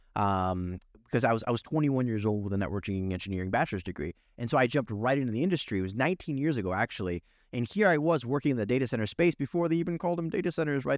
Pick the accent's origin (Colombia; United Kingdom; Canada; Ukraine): Ukraine; Kyiv; moved away; I'm originally from Soviet Ukraine